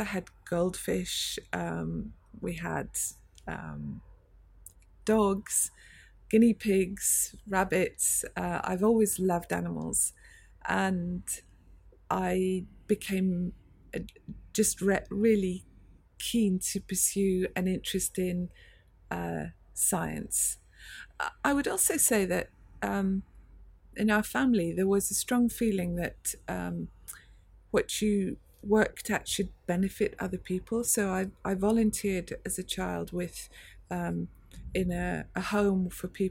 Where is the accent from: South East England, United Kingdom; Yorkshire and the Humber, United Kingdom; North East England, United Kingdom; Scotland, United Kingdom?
Scotland, United Kingdom; Edinburgh; moved away as an adult; also born or lived in Cambridge / Oxford / MIT, United States; now in London, United Kingdom; I grew up in Scotland, in Edinburgh.